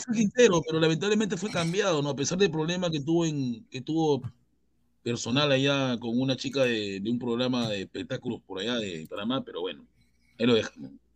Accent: Chincha Alta, Ica, Peru; Yo soy de Chincha

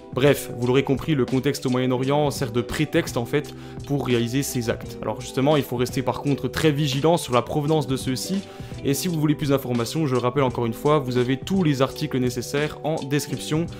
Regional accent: Bourgogne-Franche-Comté, France; je vous parle de Besançon parce que c'est chez nous en Franche-Comté

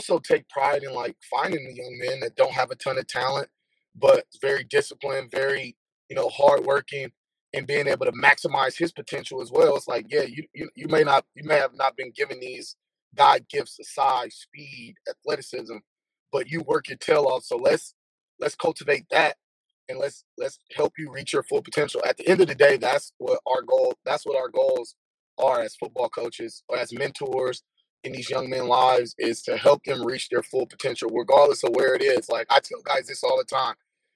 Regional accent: Oakland, California, United States; also born or lived in Alameda, California / San Jose, California; we moved to a city that was nearby my hometown in Oakland

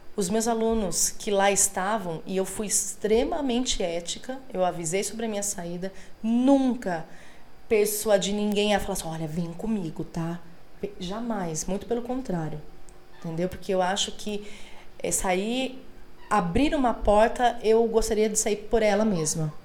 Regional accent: Laranjal Paulista, São Paulo, Brazil; Eu venho de uma cidade bem pequenininha, Laranjal Paulista

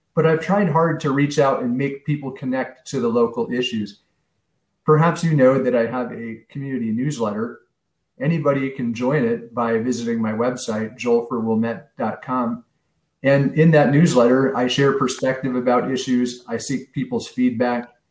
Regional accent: San Francisco, California, United States; moved away as an adult; also born or lived in Chicago, Illinois; now in Wilmette, United States; growing up in San Francisco in the 70s and 80s

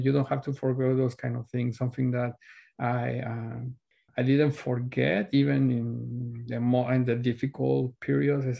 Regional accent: Mexico City, Mexico; moved away as an adult; now in Vancouver, Canada; I was born and raised in Mexico City.

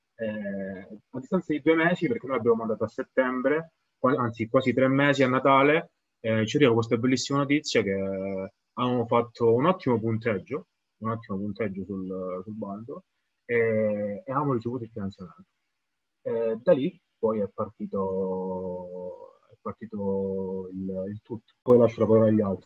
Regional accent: Camini, Calabria, Italy; io sono di, di, originario di Camini

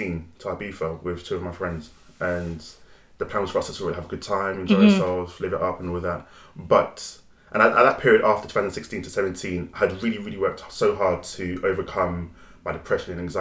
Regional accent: London, United Kingdom; I grew up in New Cross, South London

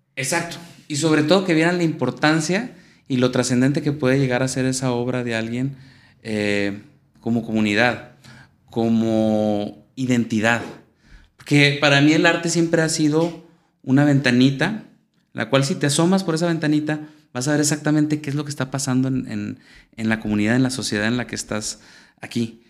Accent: Saltillo, Coahuila, Mexico; also born or lived in Venezuela; Yo soy, eh, nací aquí en Saltillo y aquí viví y aquí estudié

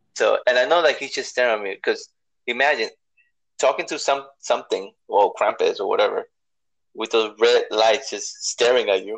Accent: New York City, New York, United States; New York. I'm from the BX.

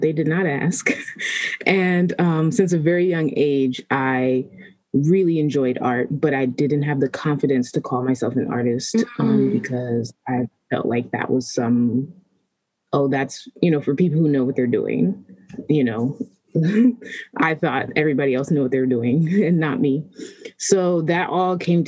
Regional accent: Maryland, United States; also born or lived in Washington, D.C.; I was born in D.C., but I've been raised mostly in Maryland, all over Maryland

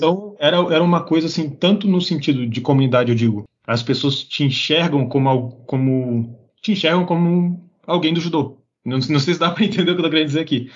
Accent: Brazil; also born or lived in Japan; do meu jeito, vamos dizer assim, como brasileiro

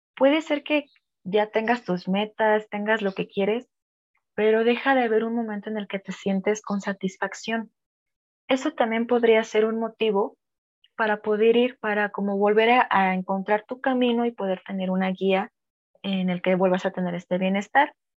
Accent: Mexico; como mexicanos

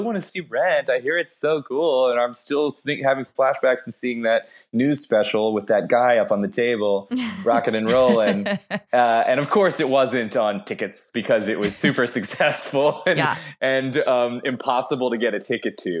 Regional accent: Wilmington, Delaware, United States; now in Brooklyn, United States; I grew up in Wilmington, Delaware, and I was a theater

